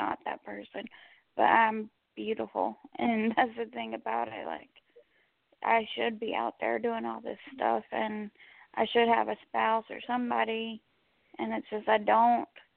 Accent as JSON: {"language": "English", "region": "North Carolina", "country": "United States", "moved": "yes", "lives_now": "Blackshear, United States", "said": "I am from North Carolina. It's where my family's from"}